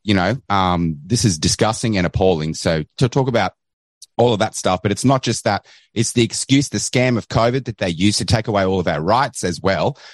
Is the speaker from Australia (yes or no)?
yes; Australia; accent: Australian